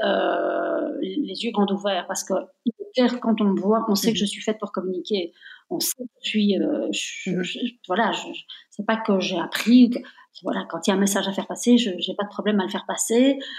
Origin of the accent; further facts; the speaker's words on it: Belgium; je suis née en Belgique, mais je suis de nationalité italienne